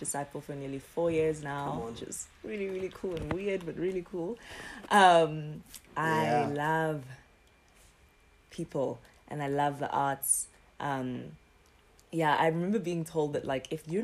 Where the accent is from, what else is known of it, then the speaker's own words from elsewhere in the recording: Durban, KwaZulu-Natal, South Africa; moved away; also born or lived in Johannesburg; I'm from Durban originally.